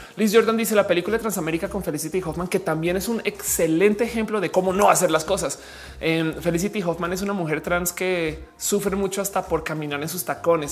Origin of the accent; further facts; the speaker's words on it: Mexico; also born or lived in Mexico City; personas mexicanas